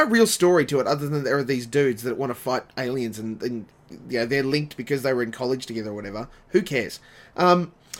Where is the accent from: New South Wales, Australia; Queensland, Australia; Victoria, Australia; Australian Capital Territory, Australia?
Queensland, Australia; Dalby to the Sunshine Coast; we moved from Dolby to the Sunshine Coast